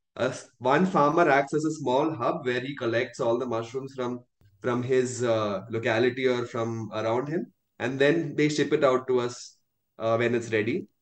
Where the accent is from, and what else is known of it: India